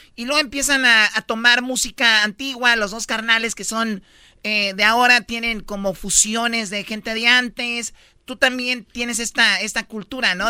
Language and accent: Spanish; Jalisco, Mexico; Yo soy de Jalisco